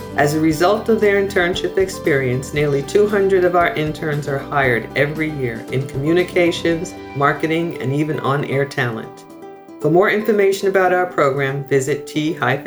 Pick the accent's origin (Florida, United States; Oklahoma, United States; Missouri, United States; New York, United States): New York, United States; Long Island; moved away as an adult; also born or lived in Brooklyn, New York / Princeton area, New Jersey; now in Central New Jersey, United States; I grew up in Long Island, actually born in Brooklyn and then ultimately spent middle school and high school in Long Island